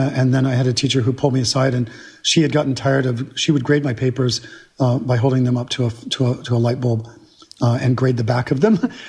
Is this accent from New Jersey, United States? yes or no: no; Georgia, United States; accent: South Georgia; I was teased mercilessly for my accent, which was at the time a South Georgia accent run through.